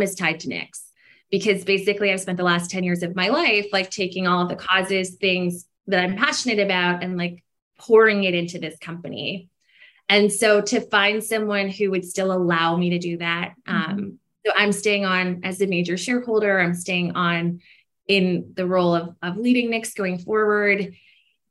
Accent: Canada; I'm a Canadian founder. We're based in Canada.

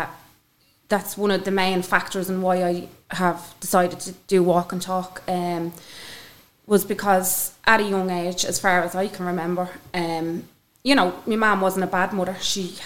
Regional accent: Dublin, Leinster, Ireland; Growing up in Ballymun was, for me, I think I had an amazing childhood

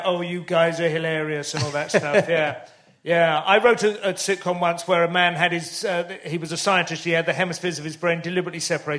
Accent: St Albans, East of England, United Kingdom; also born or lived in Luton; I mean, I never lived there. I was born there because that was a local hospital. Oh, but, no, I grew up in St Albans

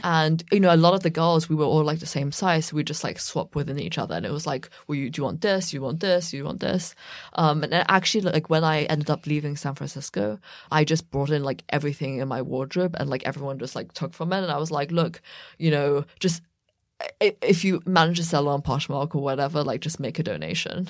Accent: about an hour west of London, South East England, United Kingdom; also born or lived in Beijing, China; I grew up about an hour west of London, mm. but my parents are from Beijing, mm. and hmm. I was born in Beijing

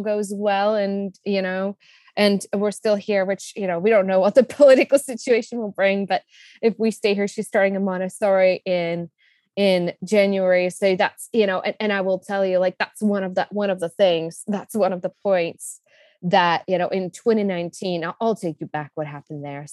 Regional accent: Czechia; English is a second language; also born or lived in Colorado, United States; now in Costa Rica; you can hear from my accent. I was born in the Czech Republic. I spent a good chunk of my life in the US, in Colorado. Right now, we live in Costa Rica

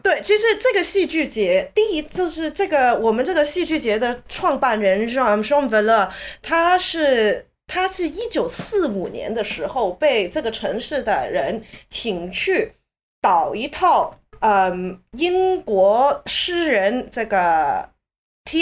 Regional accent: Hong Kong; 我在香港长大的时候

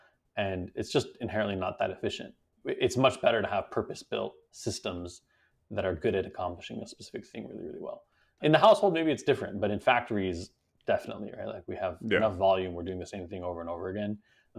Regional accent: Beijing, China; So my parents are originally Iranian, but I grew up in China. So I spent most of my life in Beijing, basically from when I was born until I finished high school.

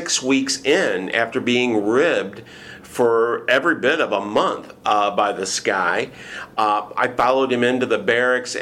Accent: Michigan, United States; moved away as an adult; now in Houston, United States; I'm from Michigan

